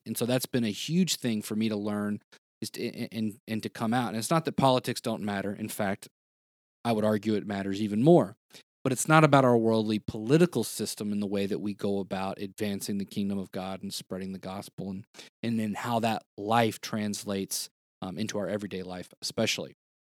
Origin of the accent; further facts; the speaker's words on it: the South, United States; Because again, growing up in the South, in the United States, it's kind of like, oh, well, like everybody's Christian.